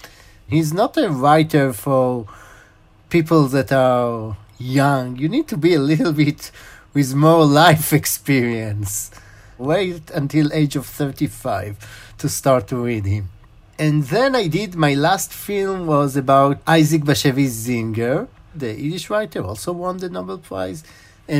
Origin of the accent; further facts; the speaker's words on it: Israel; English is a second language; also born or lived in Chicago, United States; First, you can hear that I'm in Israeli, but I was born in Chicago. My father was studied in the University of Chicago, and I was born in 78.